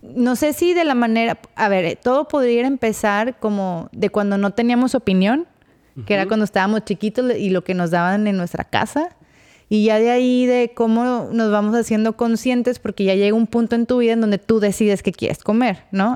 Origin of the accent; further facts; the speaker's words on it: Torreón, Coahuila, Mexico; yo que soy de Torreón